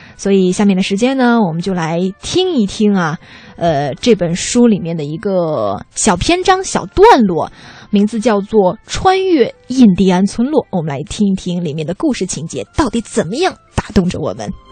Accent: Xi'an, Shaanxi, China; now in Beijing, China; 因为我是西安人嘛

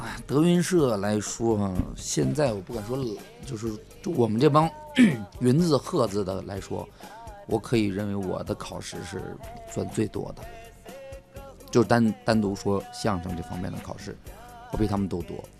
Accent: Northeast China, China; accent: Northeastern Mandarin; 是动不动跑出一句东北话来，我自己很无意的流露。

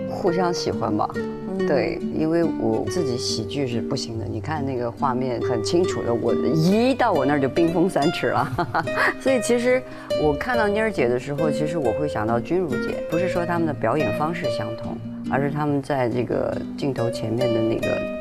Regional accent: Quzhou, Zhejiang, China; 我身在那个衢州，它是一个小地方

